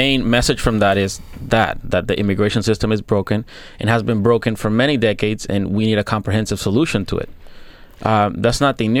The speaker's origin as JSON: {"language": "English", "country": "United States", "tie": "born or raised there", "also_born_or_lived": "Dominican Republic", "said": "being part of this country, because this is where I grew up. This is where I, you know, the country that I love."}